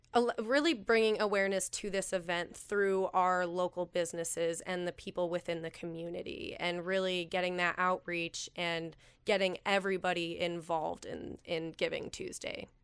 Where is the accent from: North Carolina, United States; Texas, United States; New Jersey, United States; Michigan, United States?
Michigan, United States; Calumet; also born or lived in Houghton, Michigan / Bowling Green, Ohio; I grew up in Calumet